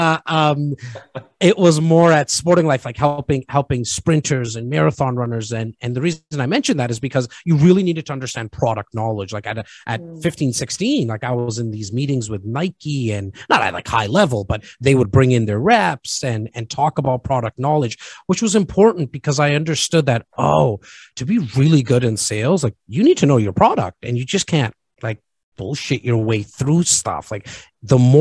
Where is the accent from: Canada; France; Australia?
Canada; Toronto, Ontario; born and raised in Rexdale, which is just on the northern part of Toronto.